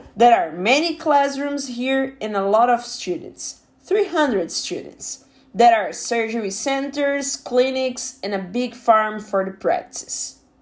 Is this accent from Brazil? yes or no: yes; Brazil; English is a second language; I'm from Brazil.